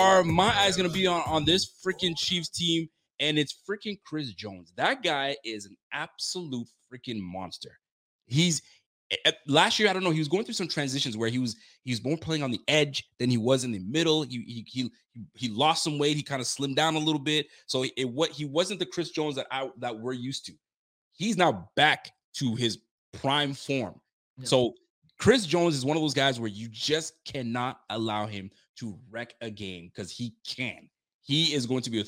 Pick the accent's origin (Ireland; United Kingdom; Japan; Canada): Canada; I'm not from Buffalo, and I'm from Canada. So I'm up north, way up north. I'm in Nova Scotia